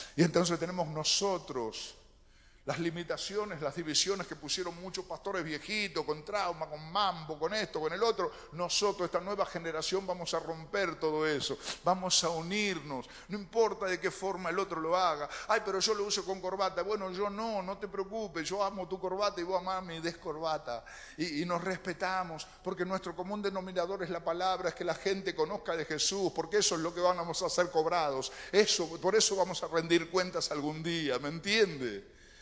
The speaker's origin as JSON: {"language": "Spanish", "town": "Lanús", "region": "Buenos Aires Province", "country": "Argentina", "tie": "born or raised there", "also_born_or_lived": "Colonia, Uruguay", "said": "nací aquí en Lanús"}